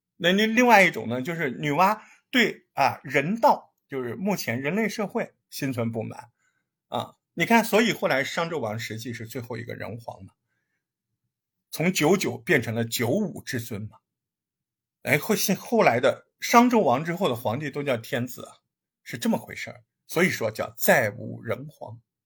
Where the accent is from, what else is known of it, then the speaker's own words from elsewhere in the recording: China; 咱们也是中国人